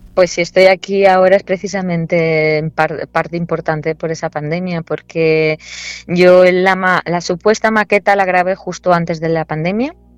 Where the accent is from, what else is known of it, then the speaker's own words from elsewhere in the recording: Valencian Community, Spain; also born or lived in Murcia / Granada; Yo siempre digo que soy murciana de nacimiento, valenciana de adopción y granaína de corazón.